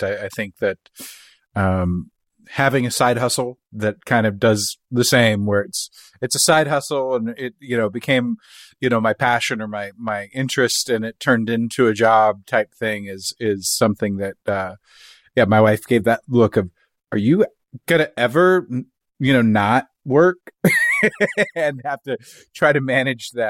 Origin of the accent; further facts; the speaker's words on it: Kansas City, United States; now in Texas, United States; I'm from Kansas City